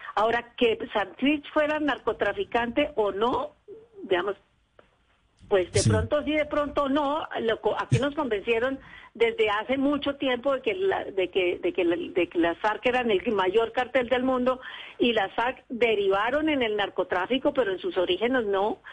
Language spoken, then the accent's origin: Spanish; Colombia